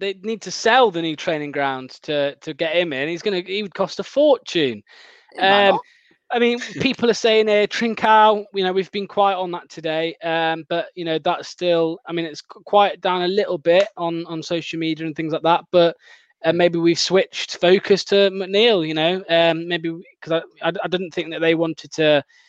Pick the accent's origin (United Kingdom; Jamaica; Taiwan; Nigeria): United Kingdom; Wales; Well, I'm actually Welsh